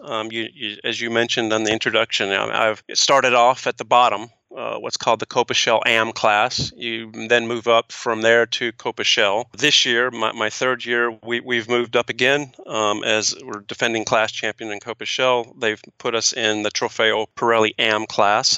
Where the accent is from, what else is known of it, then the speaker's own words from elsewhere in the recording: East Coast, United States; I'm an East Coast guy